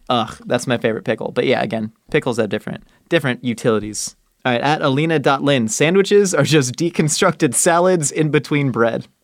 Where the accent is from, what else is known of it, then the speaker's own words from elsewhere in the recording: Orange County, California, United States; I growing up in Orange County